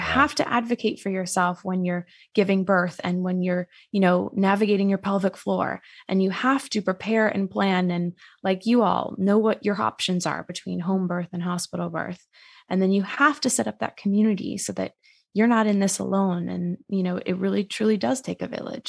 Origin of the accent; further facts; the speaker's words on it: Massachusetts, United States; moved away as an adult; now in New York City, United States; originally I'm from Massachusetts, but I live in New York City